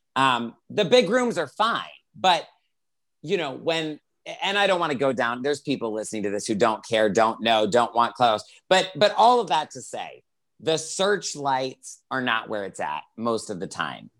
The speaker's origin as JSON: {"language": "English", "town": "Greenville", "region": "South Carolina", "country": "United States", "tie": "born or raised there", "moved": "as an adult", "lives_now": "Los Angeles, United States", "said": "I grew up in Greenville, South Carolina"}